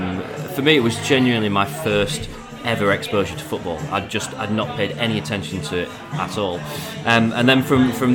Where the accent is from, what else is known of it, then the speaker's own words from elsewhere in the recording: Barnsley, Yorkshire and the Humber, United Kingdom; I grew up in Barnsley